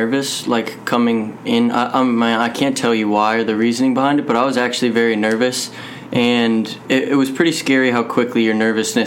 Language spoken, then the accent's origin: English; South Bend, Indiana, United States; I'm actually from South Bend. I live about a mile off campus.